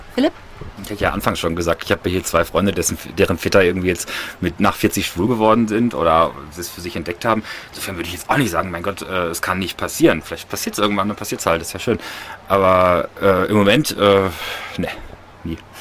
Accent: Bielefeld, North Rhine-Westphalia, Germany; also born or lived in Barcelona; in Deutschland komme ich aus Bielefeld

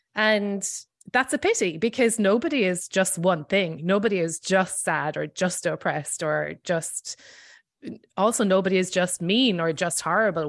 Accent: Ireland; moved away as an adult; now in New York, United States; I am Irish and I grew up there

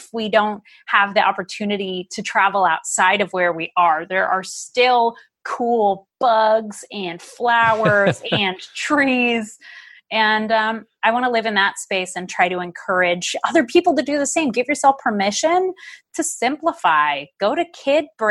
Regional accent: Ohio, United States; now in Oregon, United States; where I grew up in Ohio

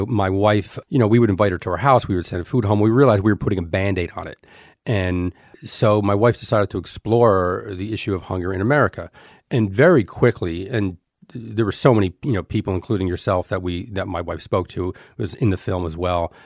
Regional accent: Elizabeth, New Jersey, United States; I grew up in Elizabeth, New Jersey.

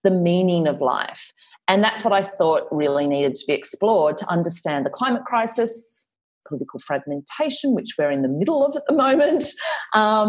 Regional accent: Australia; I am clearly Australian, but I spent a lot of time in the States

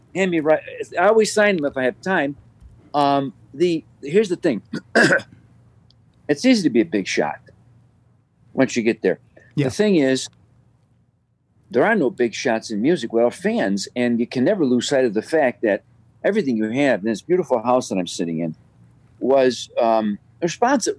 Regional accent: Chicago, Illinois, United States; Born and raised, never left never moved away

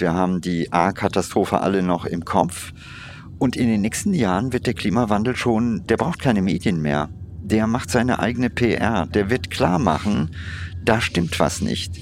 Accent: India; in meiner Kindheit in Indien

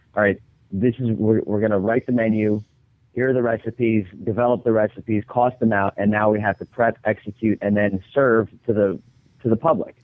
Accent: Long Beach Island, New Jersey, United States; also born or lived in Cape May, New Jersey; I'm from Long Beach Island

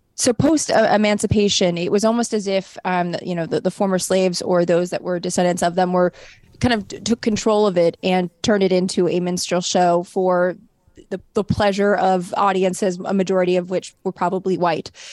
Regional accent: San Fernando Valley, California, United States; I grew up in the San Fernando Valley

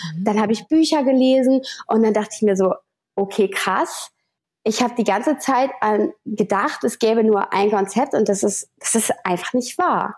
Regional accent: Hamburg, Germany; komme aus Hamburg.

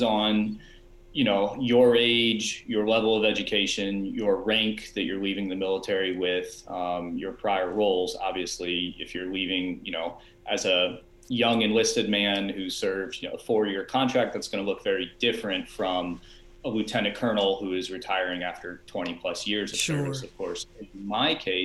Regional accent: Peachtree City, Georgia, United States; I actually grew up here in Georgia. I grew up in Peachtree City

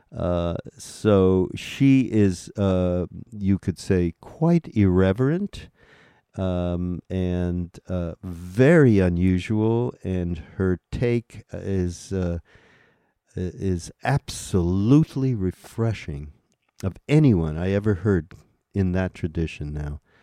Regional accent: Montreal, Quebec, Canada; moved away; I grew up in Montreal

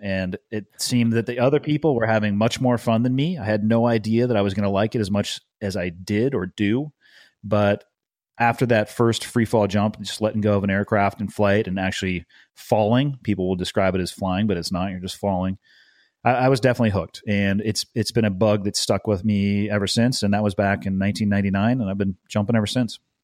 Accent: Santa Cruz, California, United States; I grew up in a surfer town. Uh, it's in the Monterey Bay. It's called Santa Cruz

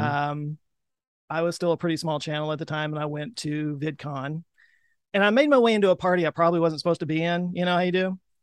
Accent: Texas, United States; I'm a Texan.

